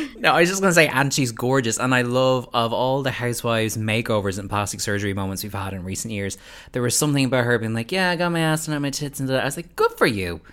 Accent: Ireland

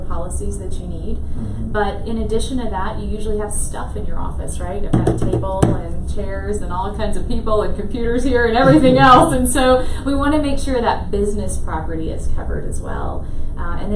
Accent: Lake Charles, Louisiana, United States; moved away as an adult; also born or lived in Lafayette, Louisiana; I grew up in Lake Charles

